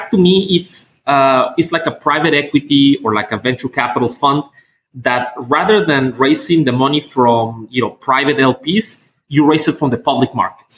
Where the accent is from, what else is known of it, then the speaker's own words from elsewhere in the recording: Mexico; moved away as an adult; also born or lived in United States / United Kingdom; now in China; I was born in Mexico. I lived there, my youth.